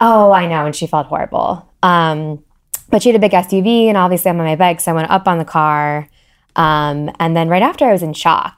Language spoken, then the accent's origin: English; Columbus, Ohio, United States; moved away as an adult; also born or lived in Oxford, Ohio; now in Cincinnati, United States; I'm from Columbus originally, so not far. Um, I grew up there